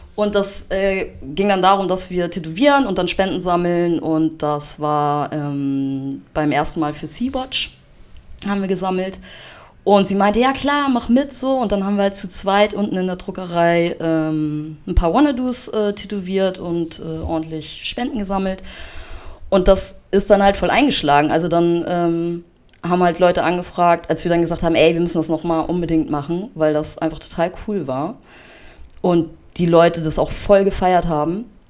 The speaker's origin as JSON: {"language": "German", "town": "Bad Oldesloe", "region": "Schleswig-Holstein", "country": "Germany", "moved": "yes", "lives_now": "Hamburg, Germany", "said": "ich komme ja ähm, ursprünglich aus Bad Oldesloe"}